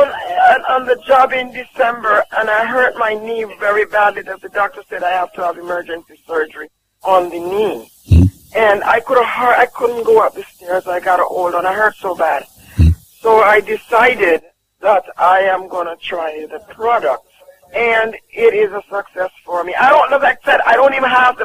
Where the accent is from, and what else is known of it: Jamaica